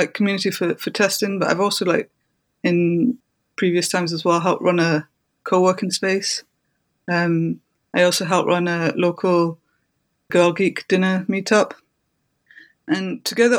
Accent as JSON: {"language": "English", "town": "Brighton", "region": "South East England", "country": "United Kingdom", "tie": "born or raised there", "said": "my hometown in Brighton"}